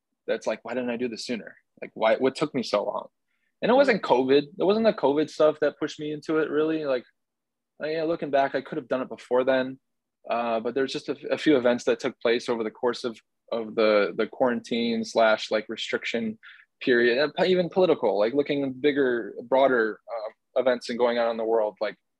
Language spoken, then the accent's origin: English; Chicago, Illinois, United States; growing up in Chicago